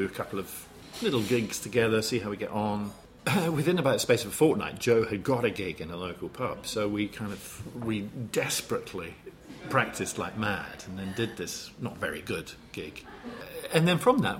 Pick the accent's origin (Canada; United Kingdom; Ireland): United Kingdom; East Fife, Scotland; accent: Fife; moved away as an adult; also born or lived in Pittsburgh, Pennsylvania, United States / Watford, England; So from the age of five to the age of 18, when I went to university, grew up in Scotland